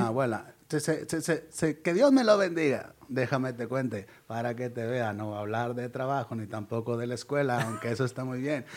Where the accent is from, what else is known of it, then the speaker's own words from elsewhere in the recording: Ciudad Constitución, Baja California Sur, Mexico; moved away; somos de Ciudad Constitución, él también es de allá, güey. Él, yo me vine en el 99 para acá